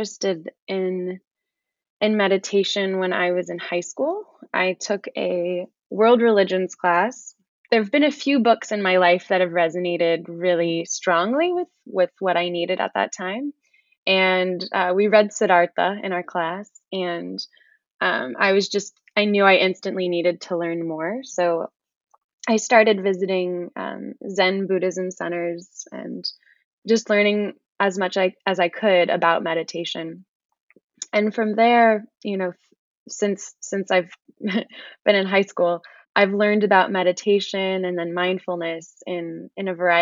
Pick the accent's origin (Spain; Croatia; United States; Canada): United States; San Francisco Bay Area, California; also born or lived in Brooklyn, New York; I am from the San Francisco Bay Area, and I am currently here